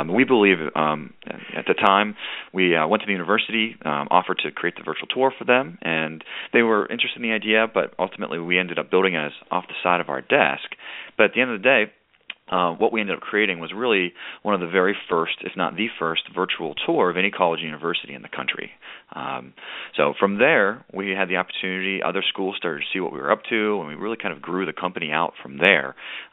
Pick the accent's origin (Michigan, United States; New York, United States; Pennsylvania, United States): Pennsylvania, United States; Pittsburgh; moved away as an adult; also born or lived in Richmond, Virginia; I was from Pittsburgh, Pennsylvania, didn't really know Richmond before I came down to view it